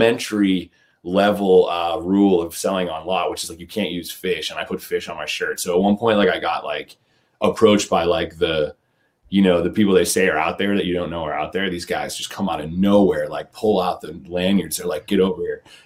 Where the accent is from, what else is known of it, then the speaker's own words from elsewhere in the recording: New England, United States; also born or lived in Massachusetts / Maine / Oregon; now in New Hampshire, United States; New England born and bred. I was born in Massachusetts and I lived in Maine for a while. Went to high school in Maine, went to college in New Hampshire